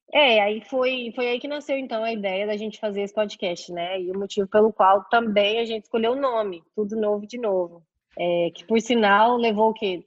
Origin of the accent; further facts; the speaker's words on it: Goiânia, Goiás, Brazil; moved away as an adult; now in Chicago, United States; eu Sou de Goiânia.